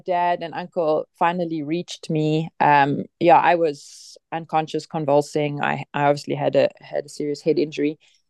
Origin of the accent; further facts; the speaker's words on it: Bloemfontein, Free State, South Africa; Well, I grew up in Bloemfontein, but not far from my mom's family farm in Colesberg.